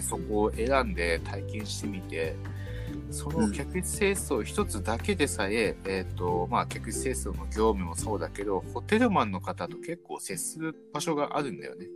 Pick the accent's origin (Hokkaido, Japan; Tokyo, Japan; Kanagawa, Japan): Hokkaido, Japan; Sapporo; 僕、まあ、札幌出身